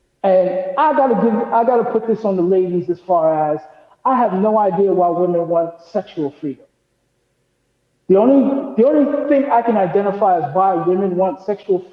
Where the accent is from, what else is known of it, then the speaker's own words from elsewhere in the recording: New York City, New York, United States; moved away; also born or lived in Boca Raton, Florida; I've lived in the hood. I'm from Hollis, Queens.